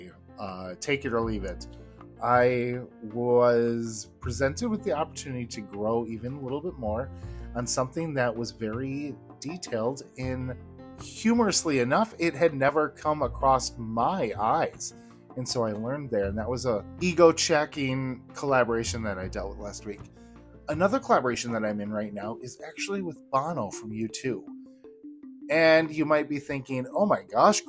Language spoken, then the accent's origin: English; Wisconsin, United States; I grew up in Wisconsin